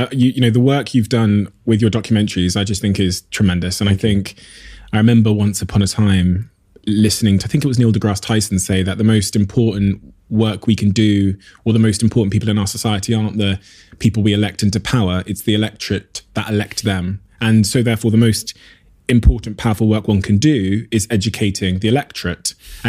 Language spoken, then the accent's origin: English; Plymouth, South West England, United Kingdom; I've watched you as a young kid growing up in Plymouth, you know, for many a decade.